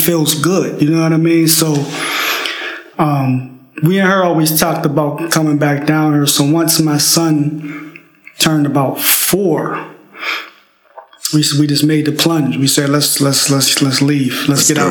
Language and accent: English; Pittsburgh, Pennsylvania, United States; I grew up in Pittsburgh, Pennsylvania, little town.